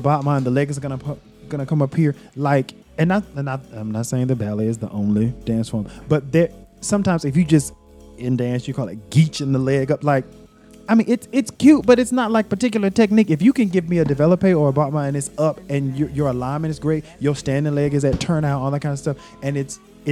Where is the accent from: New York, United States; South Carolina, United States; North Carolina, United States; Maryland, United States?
North Carolina, United States; Greensboro; I grew up in Greensboro, North Carolina.